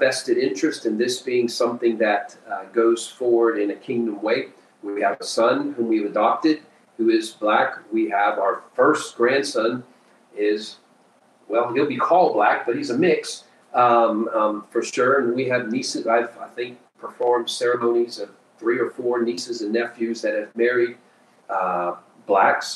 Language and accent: English; Peru; moved away as an adult; now in United States; I was born and raised in Peru, South America, and lived there my first 18 years